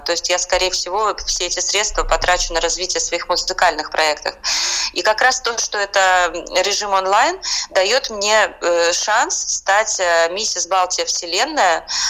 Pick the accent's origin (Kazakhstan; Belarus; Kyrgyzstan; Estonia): Estonia; now in Saint Petersburg, Russia; я родилась э, в Эстонии